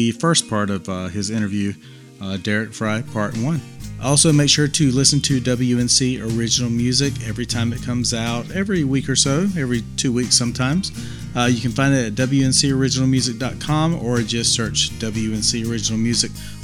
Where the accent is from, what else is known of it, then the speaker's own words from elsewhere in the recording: Eastern North Carolina, United States; I'm from Eastern North Carolina